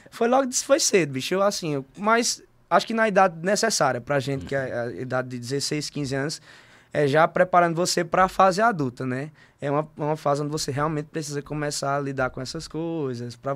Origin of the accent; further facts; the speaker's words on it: Monteiro, Paraíba, Brazil; also born or lived in Campina Grande; Eu sou, eu sou monteirense porque, assim, vivi, nasci em Campina, mas me criei a vida inteira aqui em Monteiro.